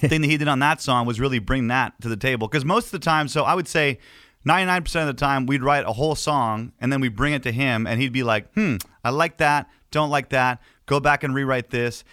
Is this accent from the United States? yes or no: no; Canada; as a Canadian